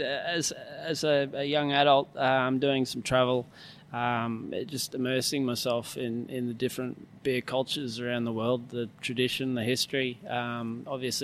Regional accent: Brisbane, Queensland, Australia; moved away as an adult; also born or lived in Sydney; now in Townsville, Australia; born and bred in Brisbane, been around the place over the years, done some time overseas, but more recently moved up from Sydney, been in Sydney for about 7 years

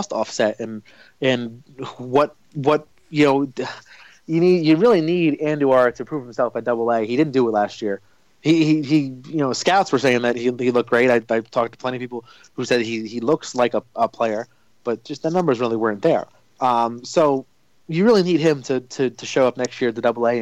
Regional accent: New Jersey, United States; I grew up in North Jersey

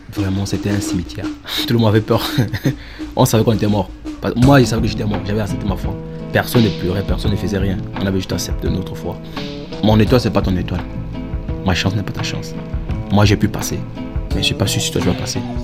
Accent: Northwest Region, Cameroon; moved away as an adult; now in Germany; Je suis euh, originaire du Nord-Ouest Cameroun

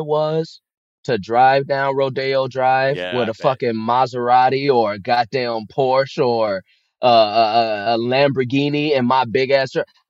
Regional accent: Chicago, Illinois, United States; I'm from Chicago.

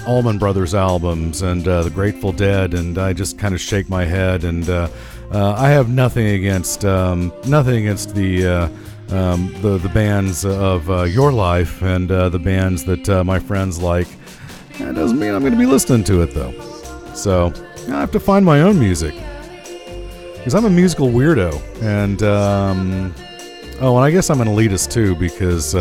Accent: Middle America, Midwest, United States; like any red-blooded American male from Middle America, I had a crappy rock station in my hometown. KATT The Cat, 100.5 FM.

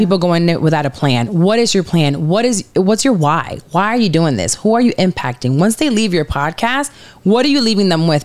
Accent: Puerto Rico; now in Orlando, United States; I'm from Puerto Rico, Caribbean.

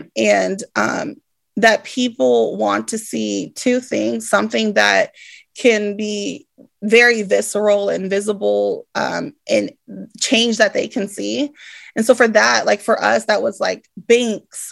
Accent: Stockton, California, United States; also born or lived in Bay Area; as a young person growing up in Stockton

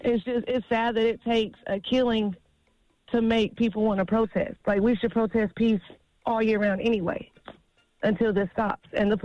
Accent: Dunn, North Carolina, United States; I'm from Dunn.

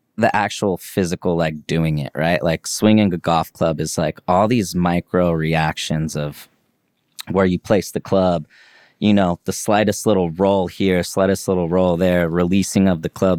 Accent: Leavenworth, Kansas, United States; my town I grew up in in Leavenworth, Kansas

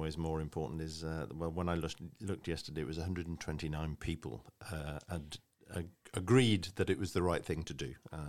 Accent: United Kingdom; and I'm saying this as a Brit, it's a very American thing

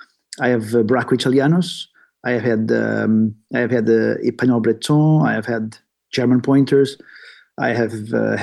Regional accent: Portugal; moved away as an adult; now in Sweden; I'm originally from Portugal. I just moved to Sweden, the north of Europe, 10 years ago

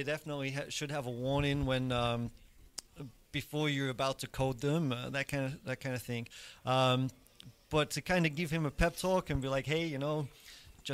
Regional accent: England, United Kingdom; moved away; I grew up in England, and you know we have Wimbledon

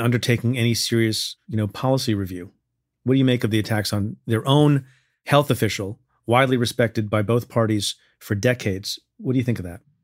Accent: Eatontown, New Jersey, United States; now in New York, United States; I grew up in a town called Eatontown, New Jersey

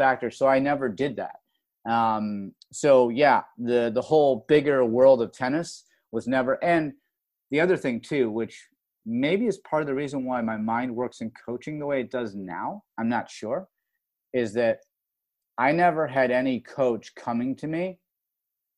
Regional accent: Rochester, New York, United States; moved away as an adult; growing up in Rochester, New York

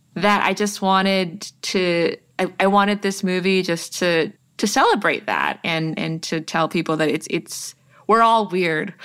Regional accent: Toronto, Ontario, Canada; born or raised there

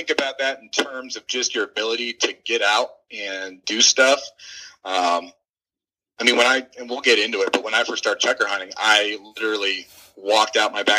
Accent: Los Angeles, California, United States; born there; also born or lived in Washington; We're kind of a nomadic family. I was born in Los Angeles, moved to Northern California, lived there for a while. We moved on up to Northern Washington, up on the border, just north of a city called Bellingham.

